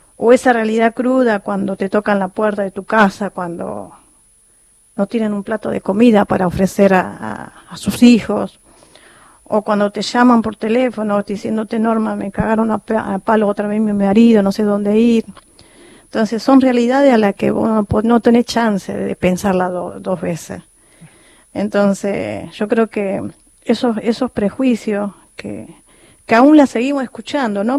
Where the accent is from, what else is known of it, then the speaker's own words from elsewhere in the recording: Calchaquí Valleys, Salta, Argentina; moved away; yo vengo de Salta, de la provincia de Salta, de los valles calchaquíes